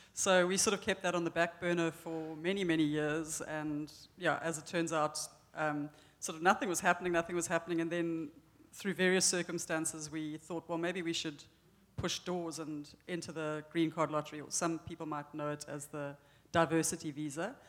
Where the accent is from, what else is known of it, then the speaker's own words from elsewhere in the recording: Cape Town, Western Cape, South Africa; moved away as an adult; now in New Hampshire, United States; First of all, yes, we are from South Africa, but in particular, we're from Cape Town